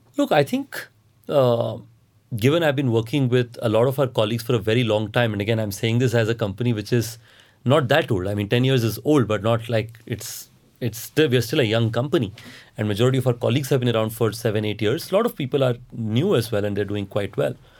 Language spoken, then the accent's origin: English; Andhra Pradesh–Odisha border, India; moved away; I grew up in Andhra, Odisha border